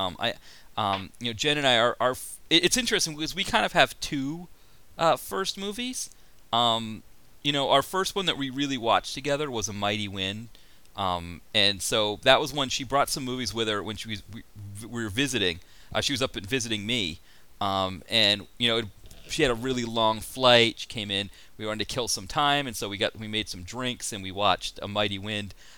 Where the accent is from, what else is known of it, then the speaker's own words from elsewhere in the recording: New England, United States; I grew up in New England